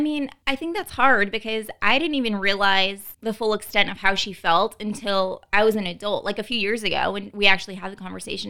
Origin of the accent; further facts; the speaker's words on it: New Orleans, Louisiana, United States; I was born and raised in New Orleans